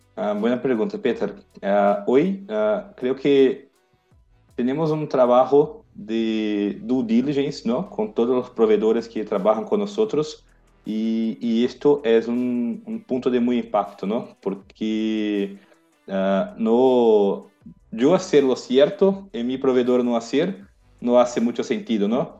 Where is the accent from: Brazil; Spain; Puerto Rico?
Brazil; Spanish is a second language; yo soy brasileño